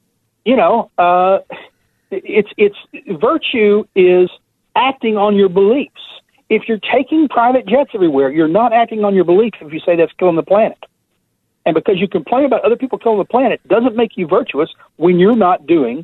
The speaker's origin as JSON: {"language": "English", "region": "Texas", "country": "United States", "said": "I'm from Texas"}